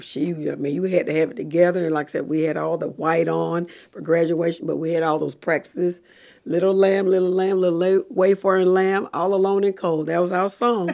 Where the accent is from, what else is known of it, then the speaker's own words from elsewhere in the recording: Macon, Georgia, United States; I'm from Davis on right down the road here at forty Menard Street